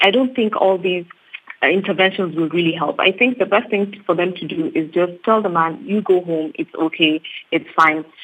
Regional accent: Kenya; I'm Kenyan as well.

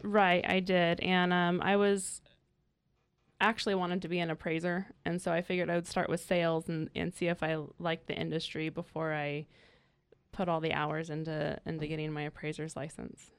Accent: Willits, California, United States; moved away as an adult; also born or lived in San Luis Obispo, California; now in North County, California, United States; I'm originally from Northern California. I came down from, um, the small town of Willits in Mendocino County

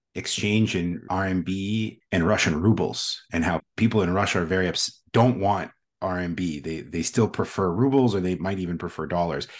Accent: Canada; now in Washington, D.C., United States; I was born in Canada

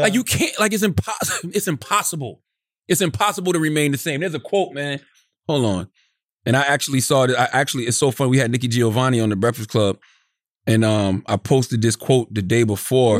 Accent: Moncks Corner, South Carolina, United States; moved away; when I was young, growing up in Monk's Corner

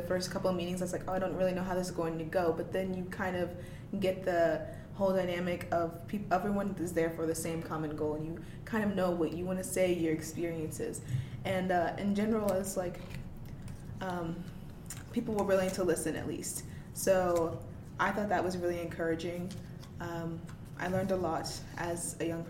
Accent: Virginia, United States; I'm from Virginia.

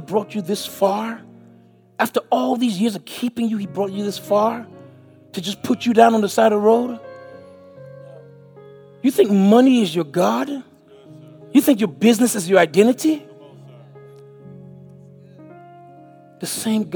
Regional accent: U.S. Virgin Islands; moved away as an adult; also born or lived in St. Kitts / Miami, Florida; now in Alabama, United States; I was born in St. Kitts, West Indies. I was raised in St. Thomas, Virgin Islands. I moved to Miami, Florida in 1979

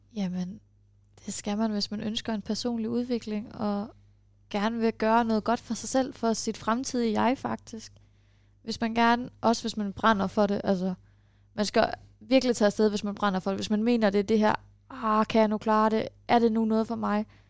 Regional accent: Denmark; accent: Danish; jeg snakkede med dansk accent

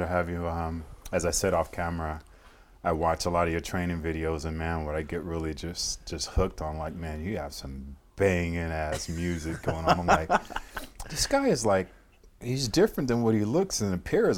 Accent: Fresno, California, United States; moved away; I grew up in Fresno, uh, California

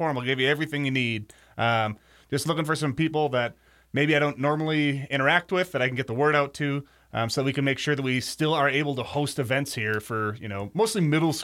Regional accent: Wisconsin, United States; I'm from Wisconsin, so big Badger guy

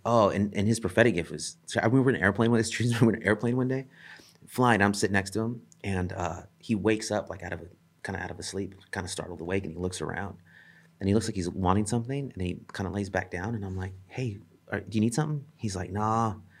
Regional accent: El Centro, California, United States; I grew up in a town called El Centro

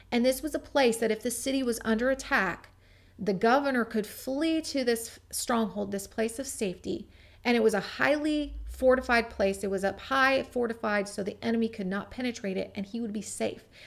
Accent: Gig Harbor, Washington, United States; my hometown of Gig Harbor, Washington

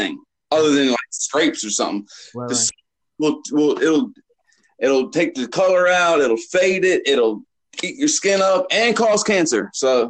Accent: Portsmouth, Virginia, United States; now in Roseburg, United States; I live in Roseburg, Oregon. I'm from Portsmouth, Virginia

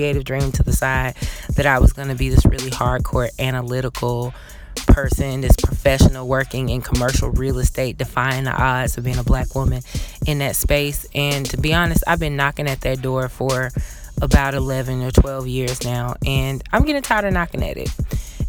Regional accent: Atlanta, Georgia, United States; growing up in a city like Atlanta. I am from the South. I'm born and raised here.

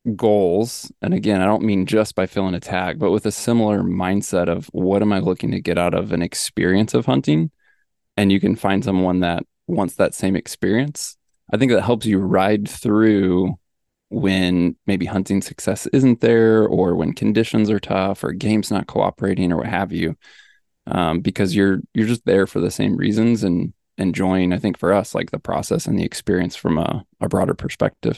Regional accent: Midwest, United States; also born or lived in Missouri; I grew up in the Midwest

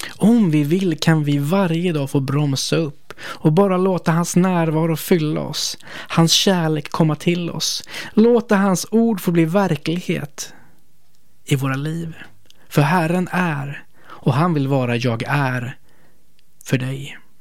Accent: Sweden; vi som svenskar

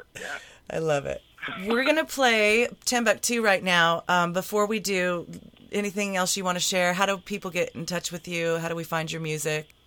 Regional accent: Lancaster, California, United States; my hometown of Lancaster, California

